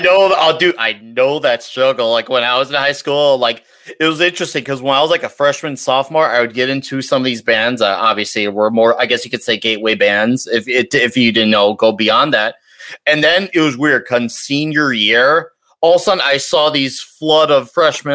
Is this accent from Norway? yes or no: no; Chicago, Illinois, United States; I come from Chicago area